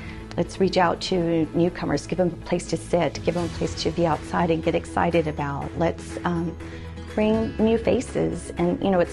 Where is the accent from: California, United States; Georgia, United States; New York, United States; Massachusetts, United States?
California, United States; Oxnard; I actually come from humble beginnings. We grew up in Oxnard.